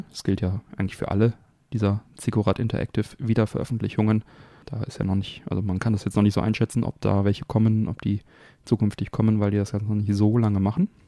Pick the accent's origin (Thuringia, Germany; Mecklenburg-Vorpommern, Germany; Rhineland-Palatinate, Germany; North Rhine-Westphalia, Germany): North Rhine-Westphalia, Germany; Kaarst; die hier in meiner Heimatstadt Karst saßen. Man hatte da also schon als Kind immer die Geschichten gehört.